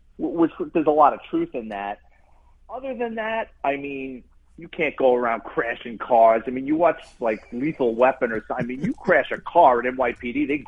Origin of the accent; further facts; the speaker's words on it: New York City, New York, United States; moved away; growing up in the Bronx and being a cop